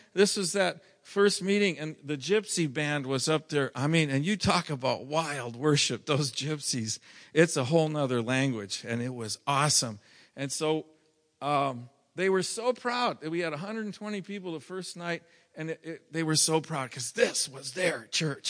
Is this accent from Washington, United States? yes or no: no; Minnesota, United States; moved away; I'm from Minnesota